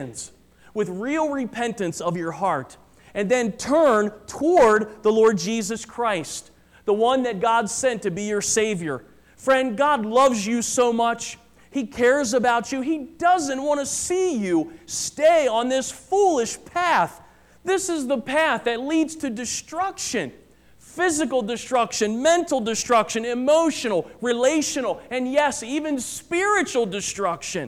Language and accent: English; United States; as an American